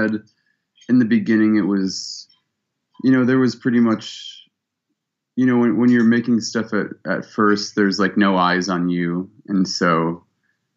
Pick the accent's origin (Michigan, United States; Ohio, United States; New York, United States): Ohio, United States; Cleveland; also born or lived in Columbus, Ohio; I was born in Columbus and I grew up in Cleveland